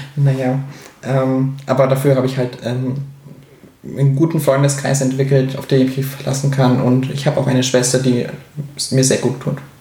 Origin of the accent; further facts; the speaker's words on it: Augsburg, Bavaria, Germany; in Augsburg, wo ich herkomme